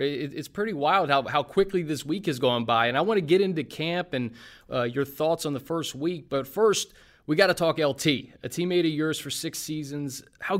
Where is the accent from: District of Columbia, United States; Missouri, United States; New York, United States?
District of Columbia, United States; Washington; I'm from the Washington, D.C. area